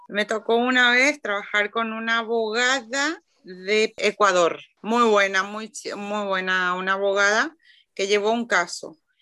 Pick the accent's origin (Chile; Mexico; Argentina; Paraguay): Paraguay; now in Bilbao, Spain; que era paraguaya, coincidía que era festivo en mi tierra